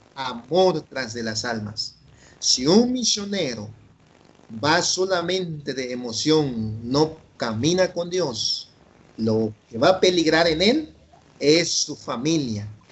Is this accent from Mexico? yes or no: no; Guatemala; first language Chuj; Spanish is a second language; moved away; also born or lived in San Leandro, California; acá en mi país Guatemala